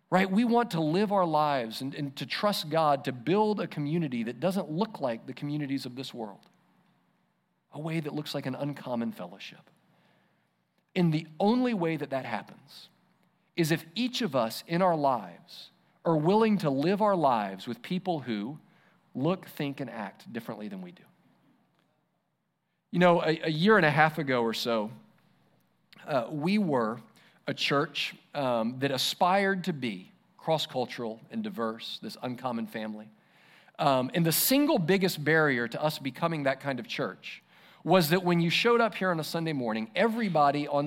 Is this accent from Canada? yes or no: no; Israel; remember what it was like growing up in Israel under, under the law